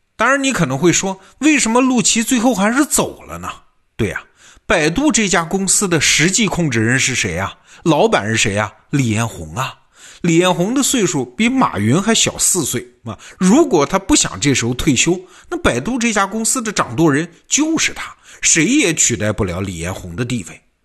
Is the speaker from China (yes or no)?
yes; China; 我们中国人很熟悉的嘛，劝和不劝散